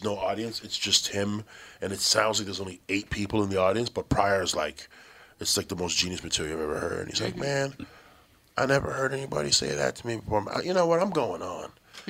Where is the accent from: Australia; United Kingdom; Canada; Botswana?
Canada; Toronto, Ontario; He goes, where you from? I go, I'm from Toronto.